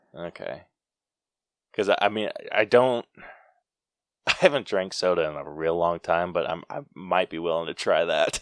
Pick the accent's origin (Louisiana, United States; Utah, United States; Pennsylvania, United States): Utah, United States; I'm from Utah